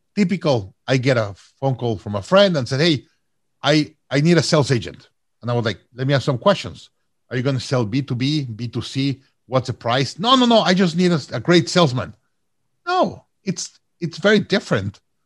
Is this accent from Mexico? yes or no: yes; Mexico; also born or lived in Austin, Texas; now in Toronto, Canada; I'm from Mexico originally